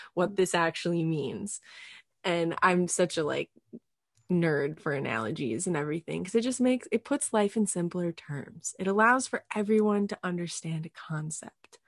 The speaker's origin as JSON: {"language": "English", "town": "Escanaba", "region": "Michigan", "country": "United States", "tie": "born or raised there", "said": "I grew up in Upper Michigan"}